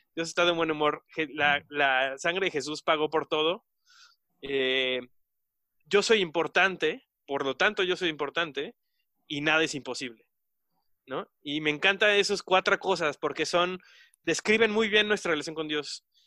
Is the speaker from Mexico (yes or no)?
yes; Mexico; nosotros como, mexicanos